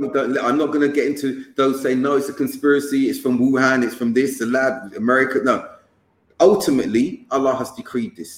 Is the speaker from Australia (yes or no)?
no; London, United Kingdom; moved away; I'm from London